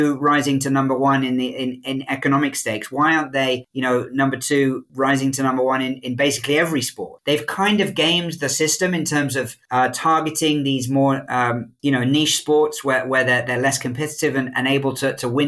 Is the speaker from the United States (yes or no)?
no; United Kingdom; moved away; as a Brit